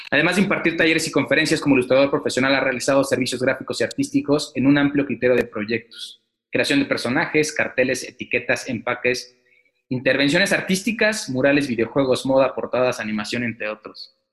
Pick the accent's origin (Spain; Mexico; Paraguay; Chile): Mexico; Mexico City; born there; now in Querétaro, Mexico; Nací en la Ciudad de México en 1978 Primero, estudié artes plásticas en Bellas Artes y posteriormente terminé la carrera de diseño gráfico. Actualmente soy conferencista, artista gráfico, muralista y profesor. Radico en la ciudad de Querétaro